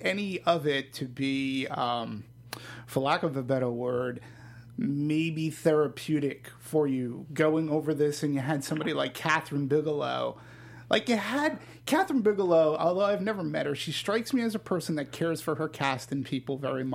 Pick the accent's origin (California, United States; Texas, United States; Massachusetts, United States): Massachusetts, United States; Boston; My hometown.